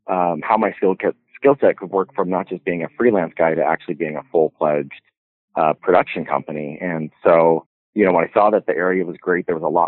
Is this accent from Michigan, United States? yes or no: no; Carson City, Nevada, United States; also born or lived in Canada; But I moved down to the States at 10 years old, and I grew up down in Carson City.